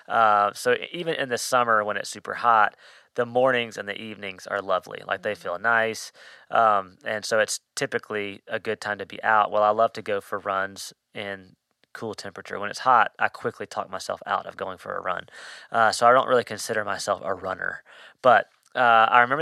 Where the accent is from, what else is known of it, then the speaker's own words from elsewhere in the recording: Mississippi, United States; now in Hendersonville, United States; I grew up in Mississippi